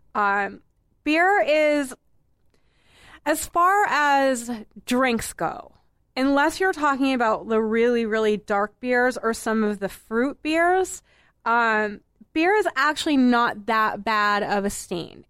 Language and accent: English; Boston, Massachusetts, United States; I'm a native of Boston proper. I grew up in Boston proper